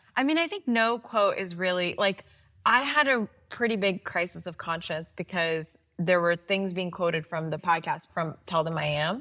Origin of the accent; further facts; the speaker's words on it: Pakistan; now in United States; growing up in Pakistan